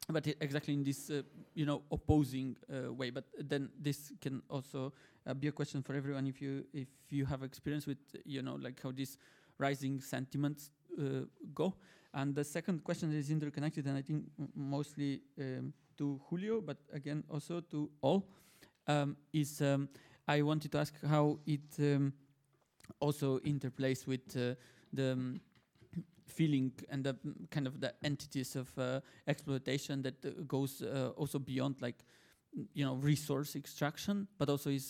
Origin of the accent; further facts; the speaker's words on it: Bulgaria; English is a second language; I'm from Bulgaria